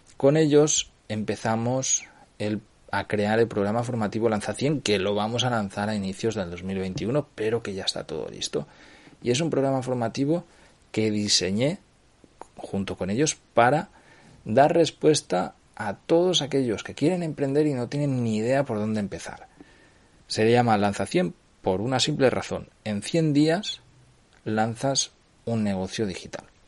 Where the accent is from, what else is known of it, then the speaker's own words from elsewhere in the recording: Cardedeu, Catalonia, Spain; Compré un local aquí en el pueblo de, de mi madre, en mi pueblo, en Cardedeu